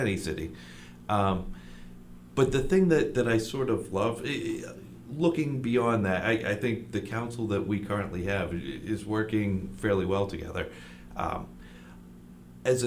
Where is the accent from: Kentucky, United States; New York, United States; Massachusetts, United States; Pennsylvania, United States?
Massachusetts, United States; Attleboro; I grew up here in Attleboro.